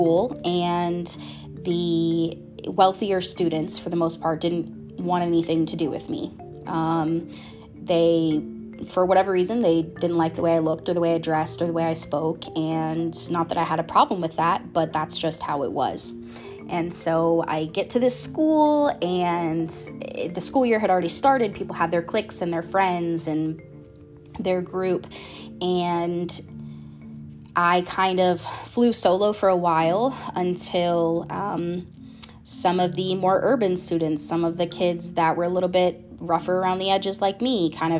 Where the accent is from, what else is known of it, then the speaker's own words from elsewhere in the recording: Florida, United States; I'm from Florida